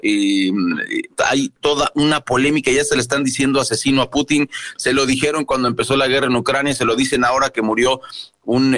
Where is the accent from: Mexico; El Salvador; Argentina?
Mexico